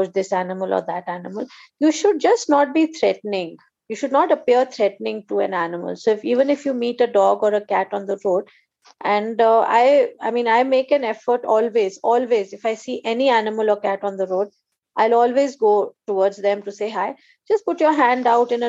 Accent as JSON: {"language": "English", "region": "Assam", "country": "India", "tie": "born or raised there", "said": "growing up in Assam"}